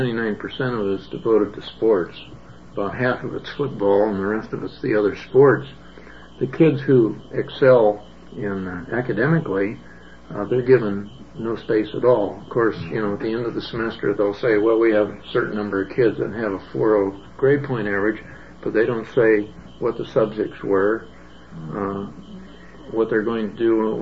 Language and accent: English; San Francisco, California, United States; And I grew up in San Francisco, which is probably one of the most cosmopolitan cities in the world.